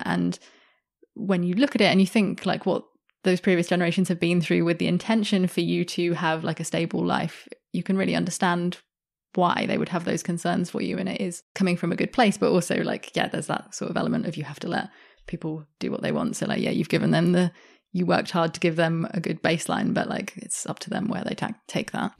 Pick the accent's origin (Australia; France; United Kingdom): Australia; Sydney, New South Wales; I grew up in Sydney, which is a very multicultural city